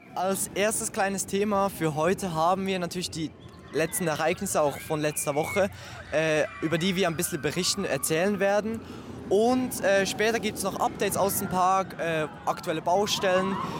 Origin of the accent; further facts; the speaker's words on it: Switzerland; ich komme aus der Schweiz